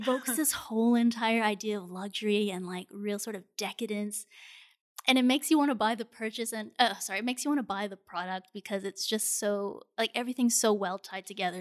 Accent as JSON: {"language": "English", "country": "Singapore", "tie": "born or raised there"}